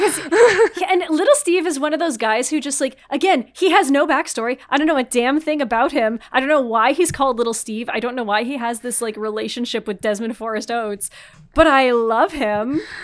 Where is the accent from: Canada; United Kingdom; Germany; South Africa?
Canada; I'm French Canadian